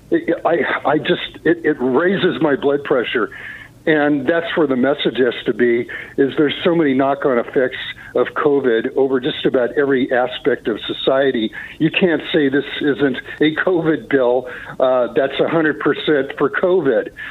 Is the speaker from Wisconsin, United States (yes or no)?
no; California, United States; I'm a Californian. I'm a second generation Californian. So I was in seventh grade when Reagan got elected.